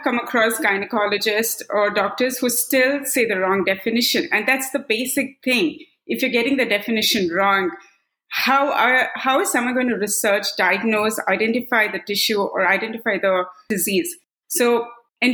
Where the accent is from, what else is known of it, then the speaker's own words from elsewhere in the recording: Kannur, Tamil Nadu, India; now in Bay Area, California, United States; I'm based out in Bay Area, California, but I was born and brought up in Kannur, Tamil Nadu.